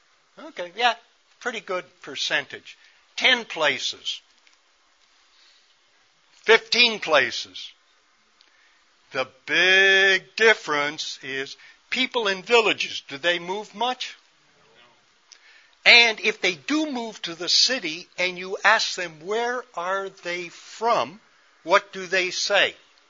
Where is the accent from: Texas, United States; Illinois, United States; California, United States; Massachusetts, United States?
Illinois, United States; Chicago; I, as a city boy, I grew up in Chicago on the west side.